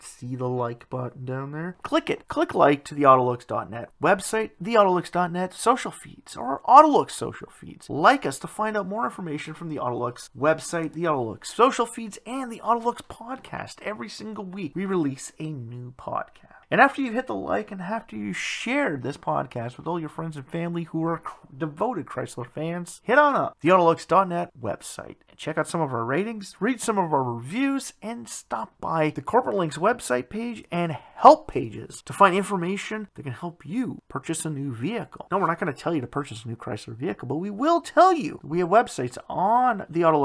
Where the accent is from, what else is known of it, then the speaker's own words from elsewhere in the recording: Canada; my home country